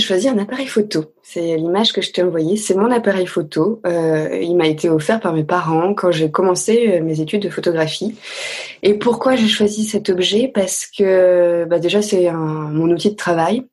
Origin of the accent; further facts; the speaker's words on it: Caluire-et-Cuire, Auvergne-Rhône-Alpes, France; also born or lived in Bourg-de-Péage, Drôme; je suis née dans la Drôme parce que ma maman vient de la Drôme, mais depuis le départ on vivait à Lyon. Donc j'ai grandi dans une petite maison dans la banlieue de Lyon, à Caluire-et-Cuire exactement